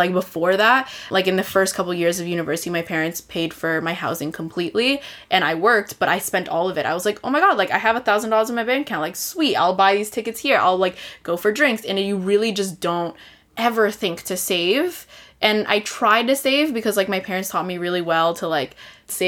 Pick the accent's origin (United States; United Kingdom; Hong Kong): United States; San Francisco, California; moved away as an adult; also born or lived in Vancouver; I grew up in San Francisco, that's why, like, I moved back home